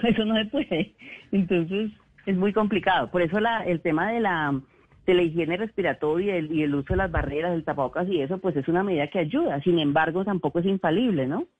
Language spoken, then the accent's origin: Spanish; Colombia; como colombianos